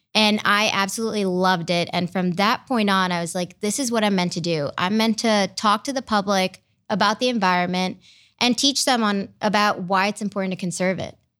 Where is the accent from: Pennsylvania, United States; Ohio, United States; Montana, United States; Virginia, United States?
Ohio, United States; Brecksville; also born or lived in India / Michigan / Cleveland, Ohio; now in Columbus, United States; I grew up in Brecksville